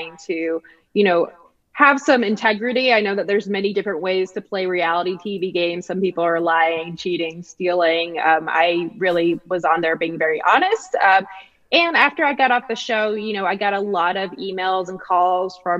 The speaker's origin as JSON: {"language": "English", "region": "New Jersey", "country": "United States", "moved": "yes", "lives_now": "Las Vegas, United States", "said": "it's from New Jersey"}